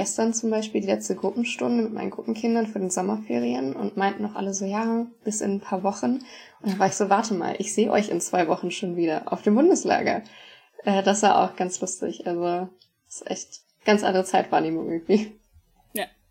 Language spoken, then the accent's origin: German; Hanover, Lower Saxony, Germany; ich komme aus Hannover, aus dem ähm, Stamm Seelze-Lohne